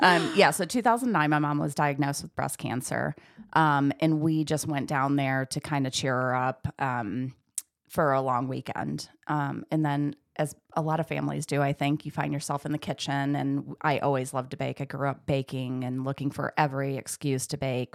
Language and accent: English; Michigan, United States; moved away; I grew up in Michigan